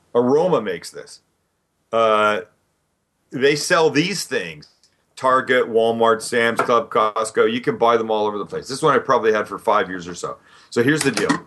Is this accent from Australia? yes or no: no; Vancouver, British Columbia, Canada; I grew up in Vancouver, Canada.